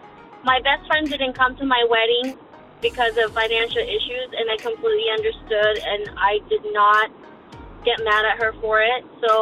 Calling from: California, United States; I'm calling from California.

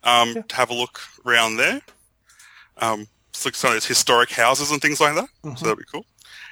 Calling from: Brisbane, Queensland, Australia; I'm calling from Brisbane, Australia.

